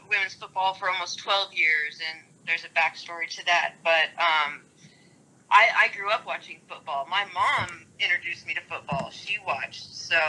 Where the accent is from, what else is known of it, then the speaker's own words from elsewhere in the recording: Midwest, United States; moved away as an adult; now in Dallas, United States; I grew up in the Midwest in a small town